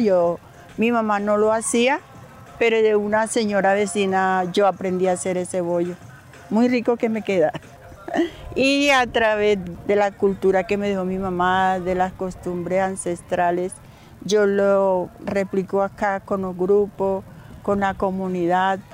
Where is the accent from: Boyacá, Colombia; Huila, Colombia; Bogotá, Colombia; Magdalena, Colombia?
Magdalena, Colombia; El Banco; moved away as an adult; also born or lived in Maicao, La Guajira; now in Bogotá, Colombia; Soy del Banco Magdalena